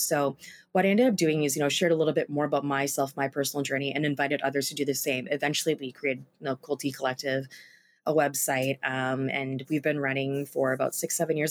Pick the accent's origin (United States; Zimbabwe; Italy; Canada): Canada; Vancouver, British Columbia; was based in Vancouver, my hometown